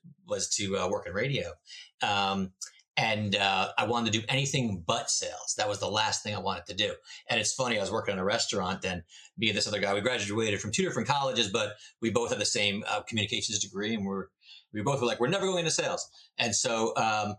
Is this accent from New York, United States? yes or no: no; New Jersey, United States; now in Moseley, United States; I'm originally from New Jersey